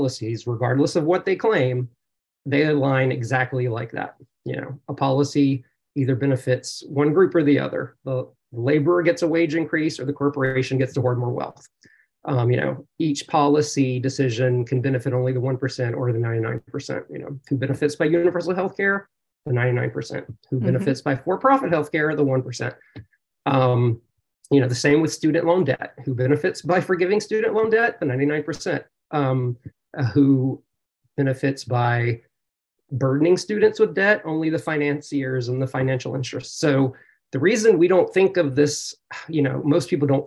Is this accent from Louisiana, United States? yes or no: yes; South Louisiana, United States; moved away as an adult; now in California, United States; in South Louisiana, where I grew up